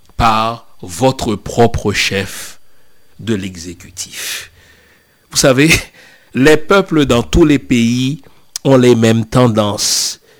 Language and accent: French; Haiti; chez nous en Haïti